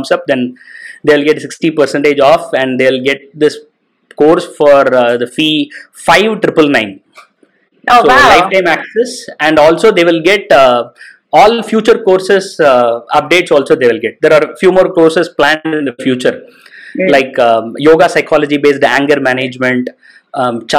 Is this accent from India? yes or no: yes; India; we right now in India